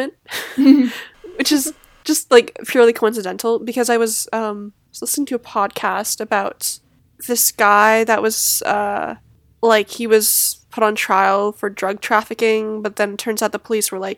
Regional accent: Canada; now in New Jersey, United States; I am Canadian. But I do live in New Jersey

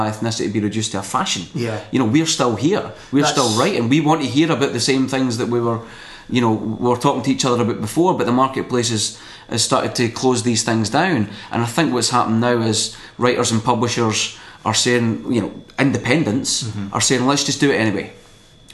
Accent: Scotland, United Kingdom; being Scottish

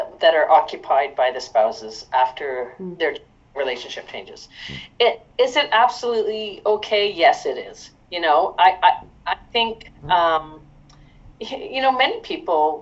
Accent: Hamilton, Ontario, Canada; moved away as an adult; now in Ottawa, Canada; I'm actually originally from Hamilton, Ontario, and I moved to Ottawa when I was much younger

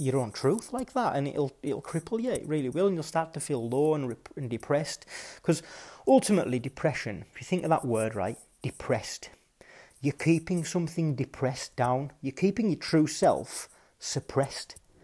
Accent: West Cumbria, North West England, United Kingdom; growing up in West Cumbria

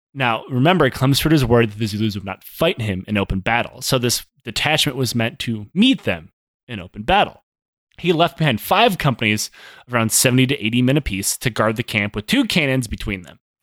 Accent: United States; I'm American

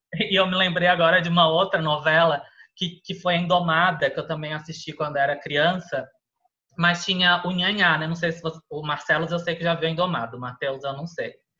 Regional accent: Florianópolis, Santa Catarina, Brazil; now in São Paulo, Brazil; eu morava, eu sou de Florianópolis

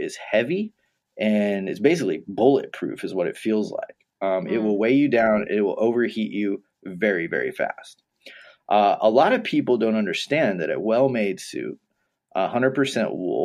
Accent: Texas, United States; I grew up in Texas

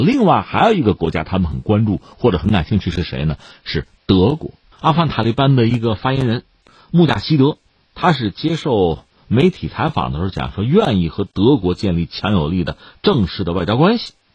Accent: China; 我们中国人

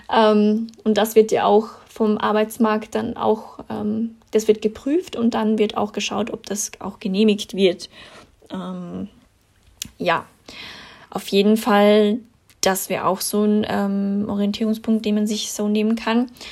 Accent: Austria; bei uns in Österreich

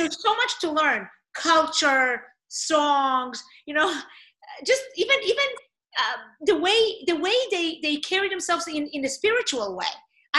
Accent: Israel; English is a second language; moved away; You know, I came from Israel. I did not know many people. You know, I'm, you know, like you, my English was not my first language.

